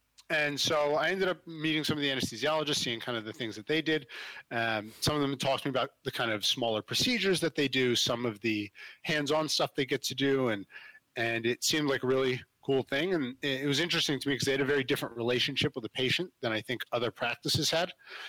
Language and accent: English; New Jersey, United States; I'm from South Jersey outside of Philly. So I did some volunteer work down at Cooper Hospital, which is a good sized trauma hospital in Camden